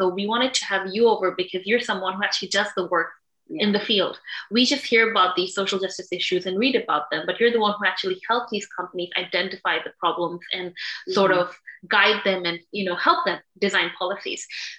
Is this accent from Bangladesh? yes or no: yes; Bangladesh; moved away; we're from Bangladesh, and we even saw back home, which is so far away from North America